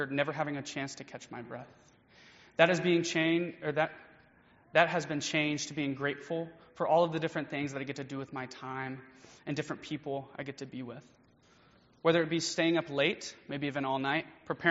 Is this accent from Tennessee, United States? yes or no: yes; Nashville, Tennessee, United States; also born or lived in Chattanooga, Tennessee; I grew up around Nashville area, and I decided to go to the University of Tennessee at Chattanooga